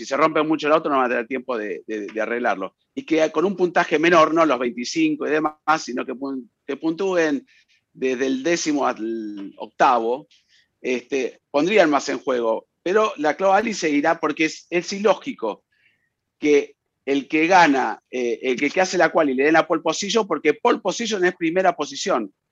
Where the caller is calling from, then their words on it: Caracas, Capital District, Venezuela; de Caracas, Venezuela.